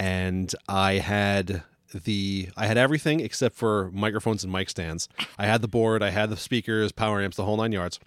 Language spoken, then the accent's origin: English; New York, United States; now in New England, United States; growing up in New York